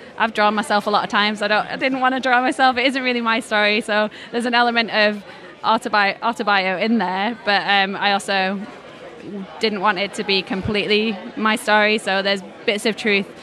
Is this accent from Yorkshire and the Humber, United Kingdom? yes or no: yes; Leeds, Yorkshire and the Humber, United Kingdom; I'm originally from Leeds, so it's my hometown show